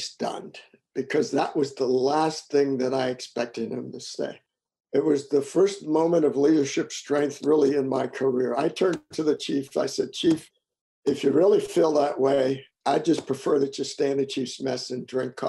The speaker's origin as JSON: {"language": "English", "town": "Washington", "region": "District of Columbia", "country": "United States", "tie": "born or raised there", "said": "Well, my childhood was actually quite good. Both of my parents were public servants. My father worked for DC government"}